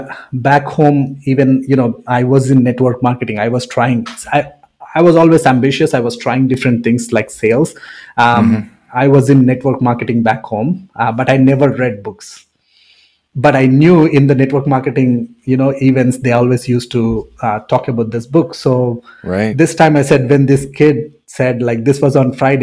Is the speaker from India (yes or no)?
yes; India; English is a second language; moved away as an adult; also born or lived in Sarnia, Canada; now in Windsor, Canada; born and raised in India.